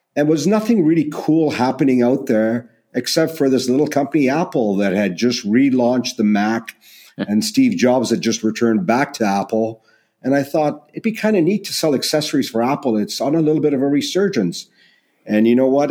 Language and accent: English; Canada